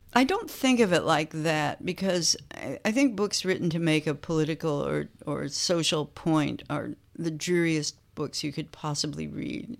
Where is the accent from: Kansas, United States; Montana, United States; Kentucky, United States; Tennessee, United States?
Kansas, United States; moved away as an adult; now in Chicago, United States; I grew up in Kansas, so still the Midwest, Chicago is where I moved when I was nineteen